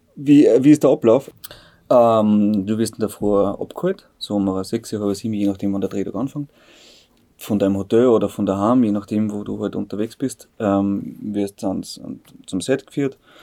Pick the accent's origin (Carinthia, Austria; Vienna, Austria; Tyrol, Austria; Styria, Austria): Styria, Austria; Bad Aussee; also born or lived in Bad Ischl; Ich bin aus See. Ich bin nur in Ischler geboren, weil es in Aussee keine, keine Geburtenstation gibt.